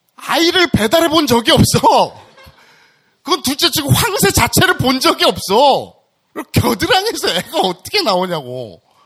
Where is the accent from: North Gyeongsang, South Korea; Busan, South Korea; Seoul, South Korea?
North Gyeongsang, South Korea; Andong; 제 고향이 경북 안동입니다.